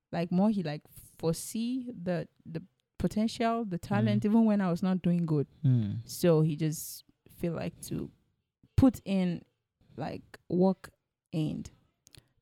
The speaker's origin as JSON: {"language": "English", "town": "Gombe", "region": "Gombe State", "country": "Nigeria", "said": "I'm from Gombe"}